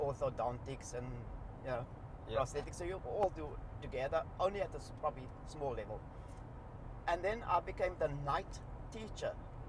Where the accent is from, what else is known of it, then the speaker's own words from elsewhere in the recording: Cape Town, Western Cape, South Africa; accent: South African; Cape Flats; first language Cape Flats linguistic style (mixture of Afrikaans, English and Malay words); English is a second language; moved away as an adult; now in Australia; I'm from Cape Town